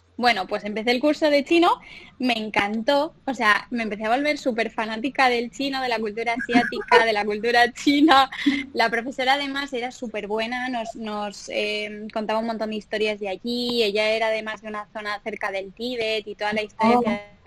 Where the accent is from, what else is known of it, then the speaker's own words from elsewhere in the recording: Pamplona, Navarre, Spain; moved away as an adult; also born or lived in Dublin / Madrid; yo soy una chica de Pamplona que mm, siempre desde pequeñita me he criado en la naturaleza, en un pueblecito en, el campo